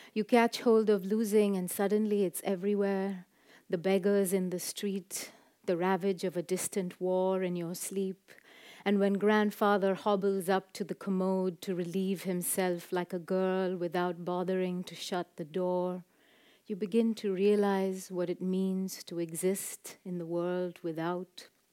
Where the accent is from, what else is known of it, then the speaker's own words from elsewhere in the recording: Chennai, Tamil Nadu, India; growing up in Madras in South India